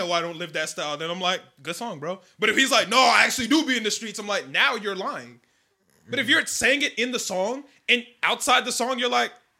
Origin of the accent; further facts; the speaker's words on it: Chicago, Illinois, United States; we are from Chicago